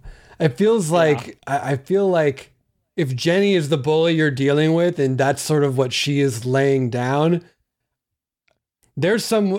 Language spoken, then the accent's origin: English; Santa Barbara, California, United States; I'm from Santa Barbara, California.